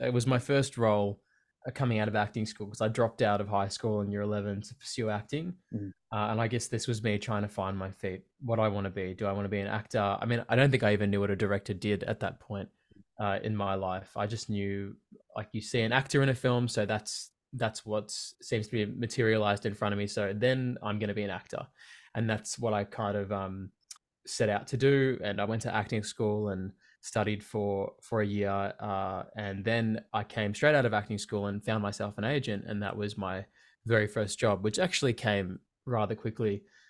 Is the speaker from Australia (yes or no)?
yes; Berwick, Victoria, Australia; Being so young, growing up in Berwick in Victoria, it's not really a place that movies are made